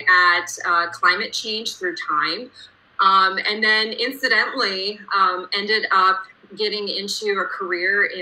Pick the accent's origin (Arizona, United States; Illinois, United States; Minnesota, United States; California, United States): Illinois, United States; moved away; also born or lived in Wisconsin; I grew up in Illinois and then moved to Wisconsin, where my whole family was